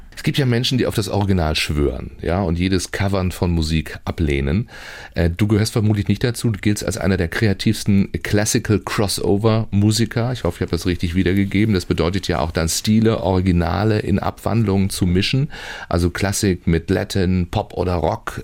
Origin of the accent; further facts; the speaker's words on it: Baden-Baden, Baden-Württemberg, Germany; now in Schleswig-Holstein, Germany; Ich bin ja in Baden-Baden groß geworden